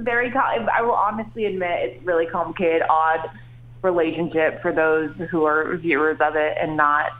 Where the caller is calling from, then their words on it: Bahamas; I'm actually in the Bahamas right now.